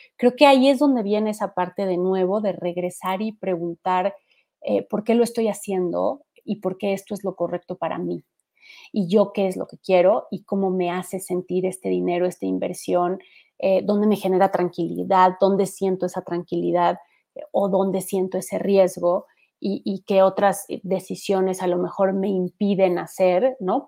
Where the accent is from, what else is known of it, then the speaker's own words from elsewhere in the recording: Mexico; somos más mexicanos totaleros